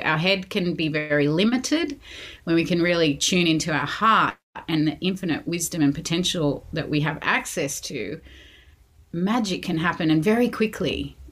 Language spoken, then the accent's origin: English; Sydney, New South Wales, Australia; moved away as an adult; also born or lived in London; I grew up in Sydney